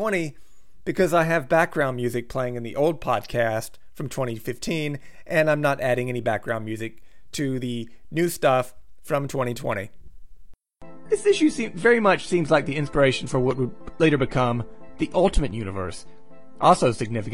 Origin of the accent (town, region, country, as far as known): United States